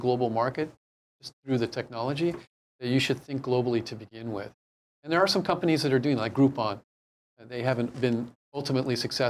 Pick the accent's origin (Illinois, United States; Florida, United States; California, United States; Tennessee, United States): California, United States; San Francisco Bay Area; now in Hawaii, United States; I'm from the Bay Area, but I spent a great deal of time here in Hawaii